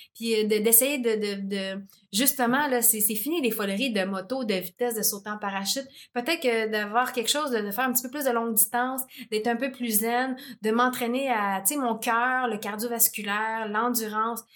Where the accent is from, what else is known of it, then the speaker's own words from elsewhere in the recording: Montreal, Quebec, Canada; je viens de l'Est de Montréal, tout ça, dans un quartier quand même assez rough